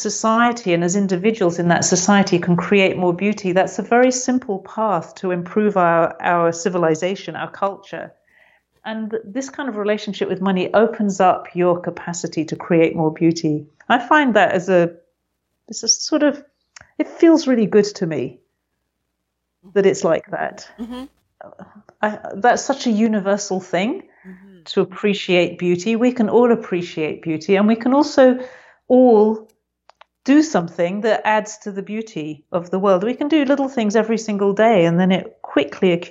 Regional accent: England, United Kingdom; I'm very English, as you probably noticed.

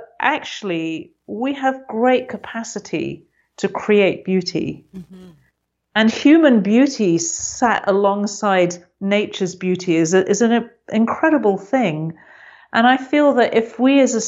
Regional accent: England, United Kingdom; I'm very English, as you probably noticed.

